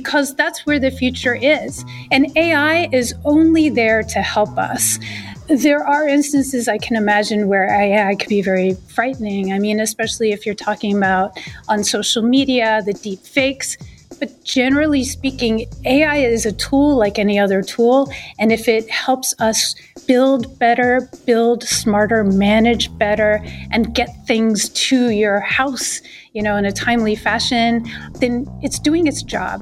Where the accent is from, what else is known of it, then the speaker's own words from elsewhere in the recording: Boston, Massachusetts, United States; I'm from Boston